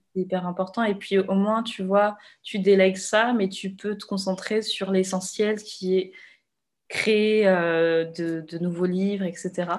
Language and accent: French; Réunion; moi, je viens de La Réunion